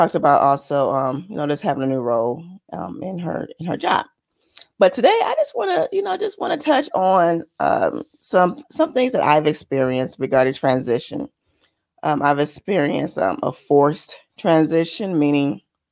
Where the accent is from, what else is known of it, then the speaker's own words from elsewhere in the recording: Michigan, United States; because I'm from Michigan